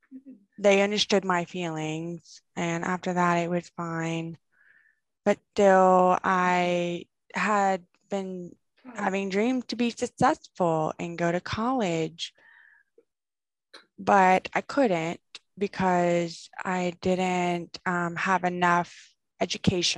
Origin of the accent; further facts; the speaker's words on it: Bowling Green, Kentucky, United States; now in Knoxville, United States; I'm from Kentucky. Bowling Rig, Kentucky. And I grew up there